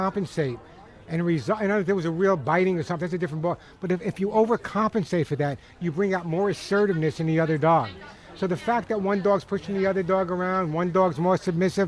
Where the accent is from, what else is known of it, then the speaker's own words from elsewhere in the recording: Long Island, New York, United States; moved away; I'm a Long Islander